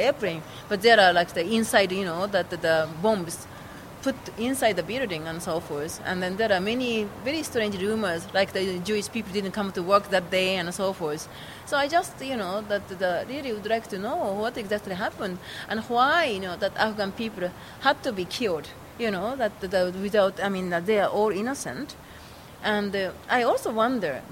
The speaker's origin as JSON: {"language": "English", "region": "Kyoto", "country": "Japan", "tie": "born or raised there", "said": "I was born in Kyoto and my family is in Kyoto"}